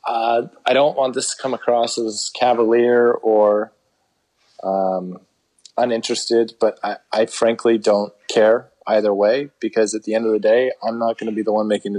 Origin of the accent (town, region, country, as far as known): United States